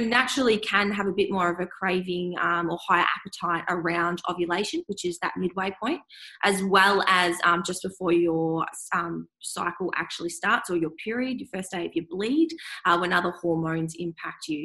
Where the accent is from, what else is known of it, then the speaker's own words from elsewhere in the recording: Swan Hill, Victoria, Australia; now in Melbourne, Australia; I'm back in my hometown of Swan Hill, which is um, sort of up the top of Victoria, country Victoria. I grew up there and moved to Melbourne